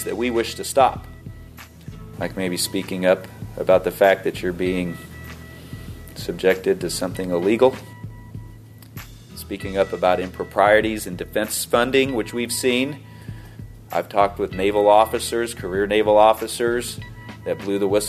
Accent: Kansas City, United States; also born or lived in Fort Leavenworth; I'm from Kansas City

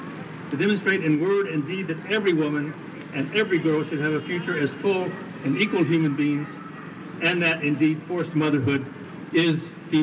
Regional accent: Wichita, Kansas, United States; growing up in Wichita, Kansas.

